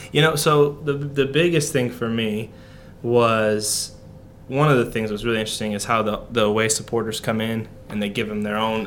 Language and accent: English; United States; being an American